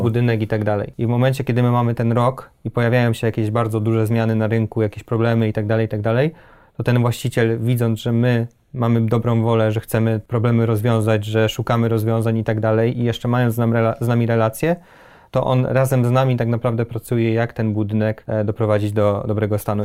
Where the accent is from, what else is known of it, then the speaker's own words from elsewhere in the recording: Poznań, Greater Poland, Poland; raczej pochodzimy z Poznania